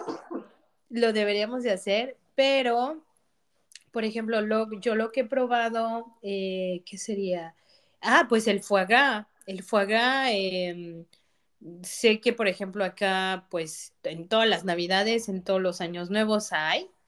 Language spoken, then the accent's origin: Spanish; Mexico; moved away as an adult; also born or lived in Avignon, France; now in France; a mí como mexicana